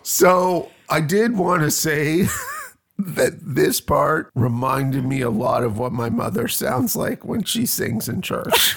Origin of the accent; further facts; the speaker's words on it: Canada; I'm crazy Canadian